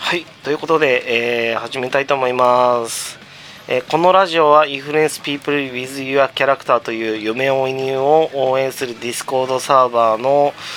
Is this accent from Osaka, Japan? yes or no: no; Tama, Tokyo, Japan; 僕の地元にあるこのチェーン店の紹介をしたいと思いますはいえー、店名極楽湯多摩センター店